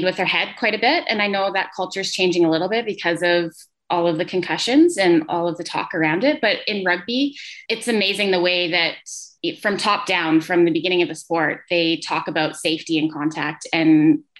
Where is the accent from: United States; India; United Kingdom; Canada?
Canada; Lethbridge, Alberta; moved away as an adult; now in Edmonton, Canada; from Lethbridge, Alberta, originally living up here in Edmonton.